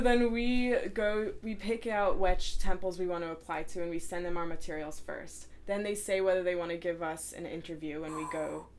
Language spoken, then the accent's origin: English; New Jersey, United States; now in Cincinnati, United States; I'm from New Jersey.